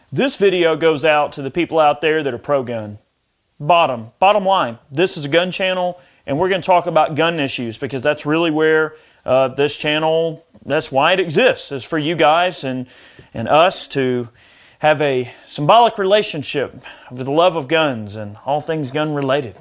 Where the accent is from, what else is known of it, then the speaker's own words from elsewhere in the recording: United States; as an American